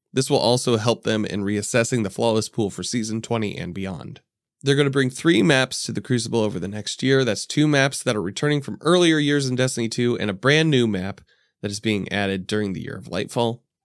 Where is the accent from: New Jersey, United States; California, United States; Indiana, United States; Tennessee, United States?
Indiana, United States; Indianapolis; I'm from Indianapolis.